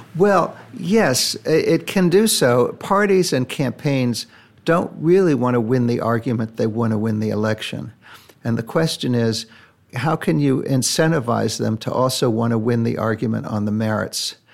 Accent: United States; I say that as an American

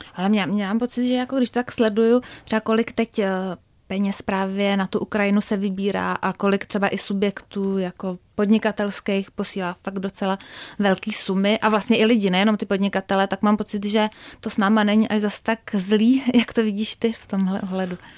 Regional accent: Czechia; jako Češi

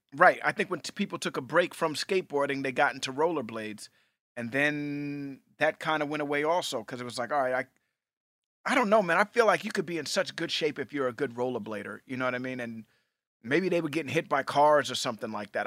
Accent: New York City, New York, United States; We grew up in Hell's Kitchen, New York, and that's a big hockey, uh, part of Manhattan.

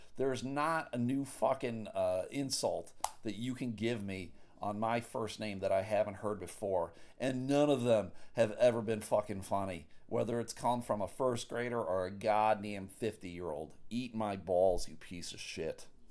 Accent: Buffalo, New York, United States; I grew up in Buffalo, New York

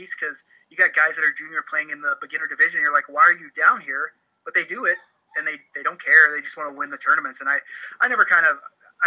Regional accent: Oklahoma, United States; now in Canada; I live in Canada now, but I'm from Oklahoma originally

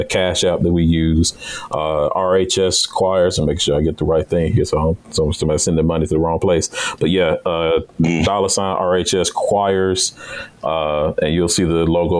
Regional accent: Birmingham, Alabama, United States; I'm from Birmingham, too. Like I said, I went to Ramsey

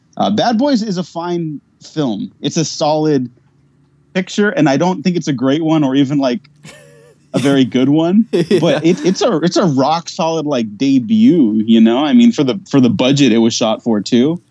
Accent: United States; I, am Mexican, but i I was born in America

